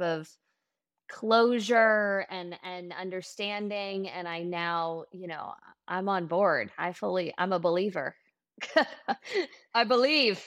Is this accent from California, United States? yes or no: yes; Los Angeles, California, United States; I am from Los Angeles